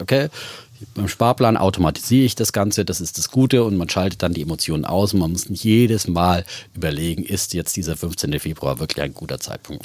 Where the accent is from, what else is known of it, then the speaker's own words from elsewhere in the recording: Bavaria, Germany; ich komme ja aus Bayern